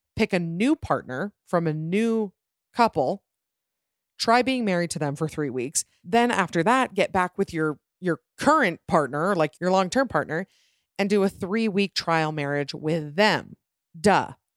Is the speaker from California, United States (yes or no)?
no; Utah, United States; I'm from Utah